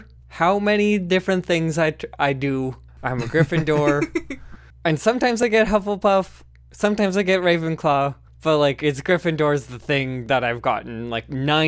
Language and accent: English; Canada; I'm Canadian.